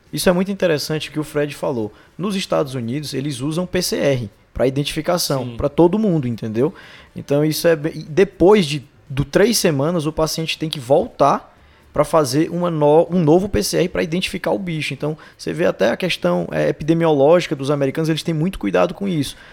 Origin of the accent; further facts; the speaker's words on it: Teresina, Piauí, Brazil; moved away as an adult; now in São Paulo, Brazil; eu sou de Teresina, no Piauí, fiz clínica médica aqui na Unifesp junto com os meninos